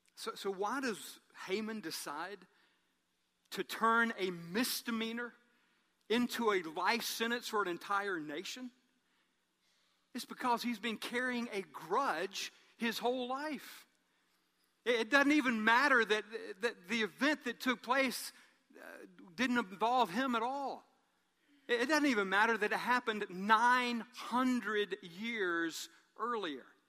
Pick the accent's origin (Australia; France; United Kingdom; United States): United States; Columbus; I was from Columbus